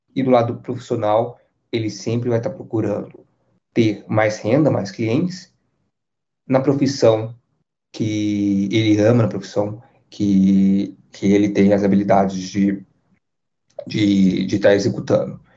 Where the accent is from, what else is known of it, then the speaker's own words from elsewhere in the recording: Brazil; nós, como brasileiros